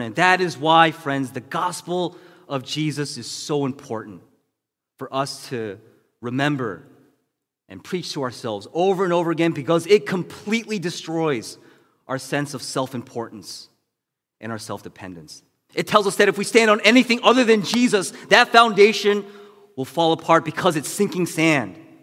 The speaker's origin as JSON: {"language": "English", "country": "United States", "said": "being Asian American"}